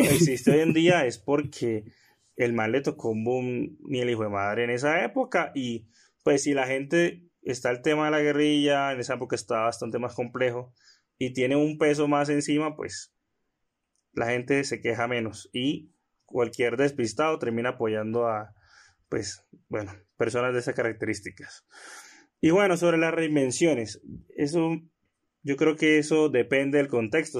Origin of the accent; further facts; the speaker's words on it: Colombia; como colombianos